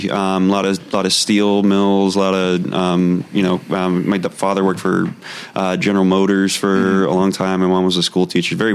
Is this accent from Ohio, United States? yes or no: yes; Warren, Ohio, United States; moved away as an adult; also born or lived in Columbus, Ohio; originally from Warren, Ohio. Oh yeah. Um, was lived yeah, born and raised there. Um, I went to uh, college at Ohio State in Columbus. Lived there briefly after graduating.